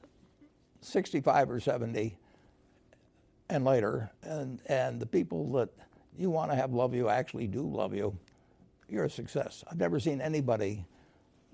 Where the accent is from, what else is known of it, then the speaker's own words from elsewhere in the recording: United States; I was born in the United States